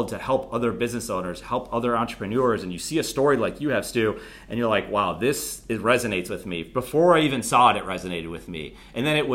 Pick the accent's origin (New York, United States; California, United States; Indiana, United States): New York, United States; Buffalo; moved away as an adult; also born or lived in Charleston, South Carolina / Charlotte, North Carolina; I'm again from Buffalo, New York